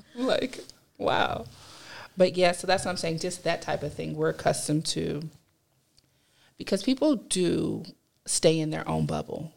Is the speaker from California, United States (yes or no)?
yes; Compton, California, United States; I am a California native, um, born in Compton all my life